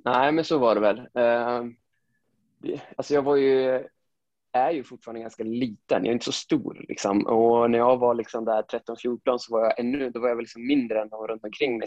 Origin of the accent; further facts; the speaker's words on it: Sundsvall, Västernorrland County, Sweden; now in Gothenburg, Sweden; jag är född och uppvuxen i Sundsvall. Eh, jag är ju från Granlo, det är en liten